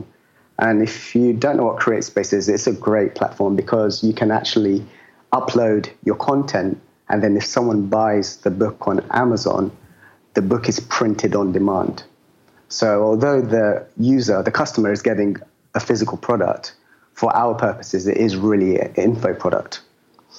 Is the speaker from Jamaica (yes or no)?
no; London, United Kingdom; moved away as an adult; I'm from London. I've been living as a digital nomad for the last 5 years now